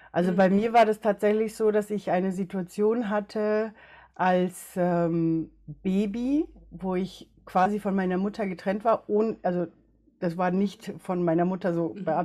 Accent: Ecuador; ich bin in Ecuador geboren, habe eine chinesisch-äquatorianische Mama, also hauptsächlich chinesisch aber halt eben auch in Ecuador groß geworden und einen deutschen Papa.

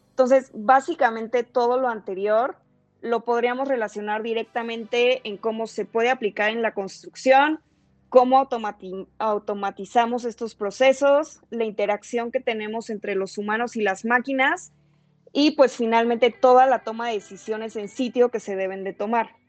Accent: Mexico City, Mexico; soy arquitecta de la Ciudad de México.

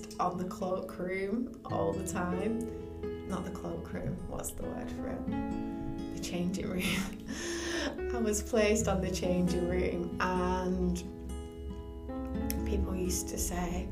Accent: Bolton, North West England, United Kingdom; my hometown of Bolton

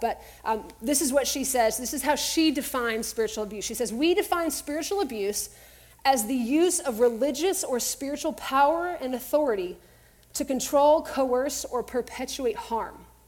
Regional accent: Texas, United States; growing up in Texas

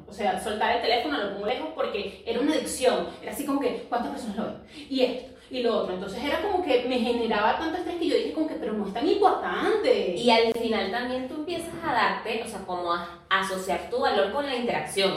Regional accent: Venezuela; now in Lima, Peru; somos inmigrantes, vivimos en otro país diferente, un país diferente al de nuestras familias o nuestra región, porque somos venezolanas y vivimos en Lima

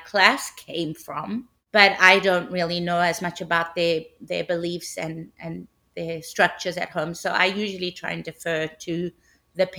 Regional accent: South Africa; now in San Diego, United States; I'm originally from South Africa. I live in San Diego, now in California.

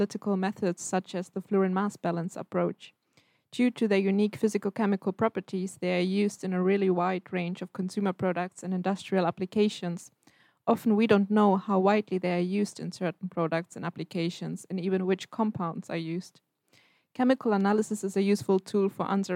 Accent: Germany; moved away as an adult; now in Stockholm, Sweden; I'm from Germany.

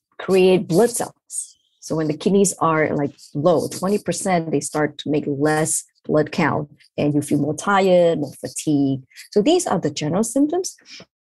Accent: Malaysia; moved away as an adult; also born or lived in Ireland / Pennsylvania, United States; now in New York, United States; I'm from Malaysia originally

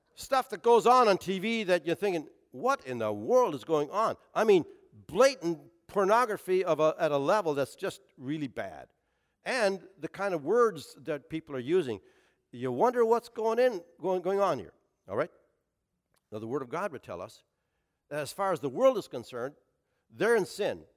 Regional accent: Canada; now in Portsmouth, United States; as a Canadian hockey player

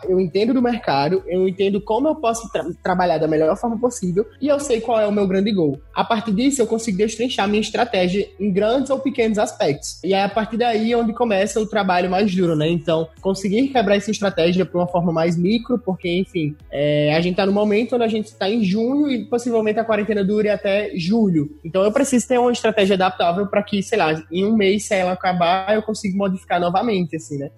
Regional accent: interior of Rio Grande do Norte, Brazil; eu sou potiguar, sou lá do interior do Rio Grande do Norte.

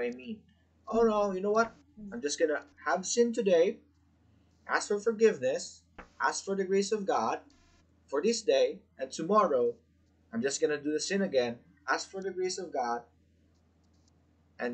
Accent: Philippines; being a Filipino, we are very hospitable

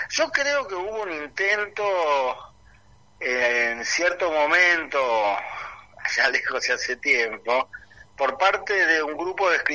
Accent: England, United Kingdom; si bien yo soy bilingüe, o sea, porque como, como les contaba, me crié en parte en Inglaterra.

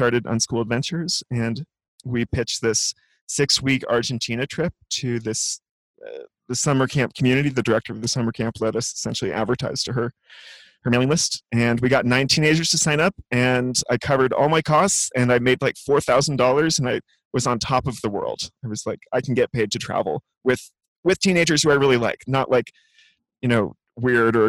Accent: California, United States; I grew up in California

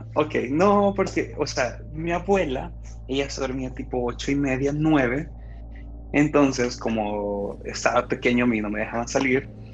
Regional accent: Santa Ana, El Salvador; now in San Salvador, El Salvador; de El Salvador, eh, originario de Santa Ana, pues vivo acá en San Salvador

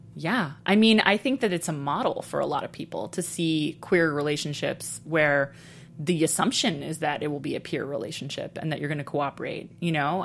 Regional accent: Texas, United States; moved away as an adult; also born or lived in Brooklyn, New York; I grew up partly in Brooklyn and partly in Texas, but I was coming of age very much in Texas

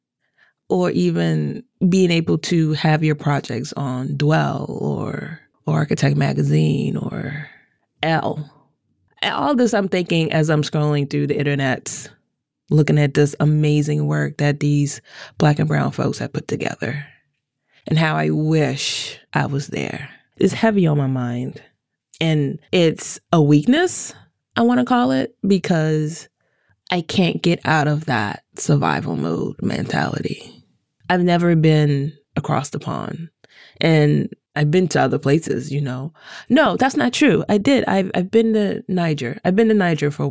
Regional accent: Washington, District of Columbia, United States; growing up in Chocolate City in D.C.

